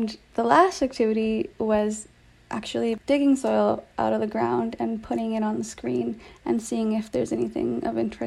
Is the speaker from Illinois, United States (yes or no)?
no; Los Angeles, California, United States; I grew up in Los Angeles